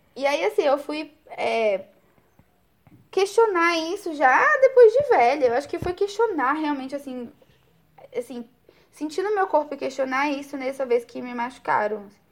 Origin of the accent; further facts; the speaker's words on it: Brazil; como boa brasileira